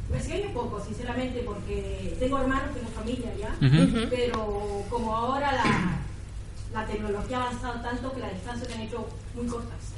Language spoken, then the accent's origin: Spanish; Peru; now in Spain